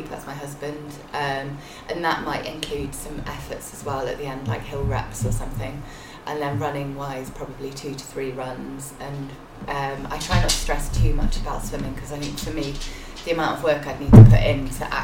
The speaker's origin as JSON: {"language": "English", "area": "near the North York Moors", "region": "Yorkshire and the Humber", "country": "United Kingdom", "tie": "born or raised there", "also_born_or_lived": "Cardiff", "moved": "as an adult", "lives_now": "Swansea, United Kingdom", "said": "I'm from Yorkshire, Yorkshire. originally, uh, like from near the North York Moors, so plenty of hills to sample."}